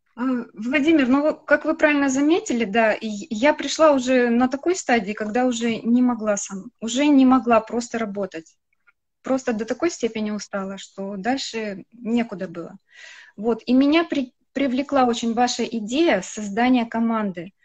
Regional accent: Khabarovsk, Khabarovsk Krai, Russia; я родилась в Хабаровске

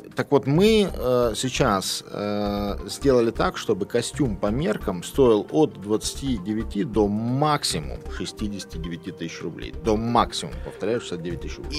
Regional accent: Lithuania; moved away as an adult; also born or lived in Kaliningrad, Russia / United States / United Kingdom; я родился в Литве, уехал в Калининград, поступил на Калининградский, э, уни... Калининградский университет

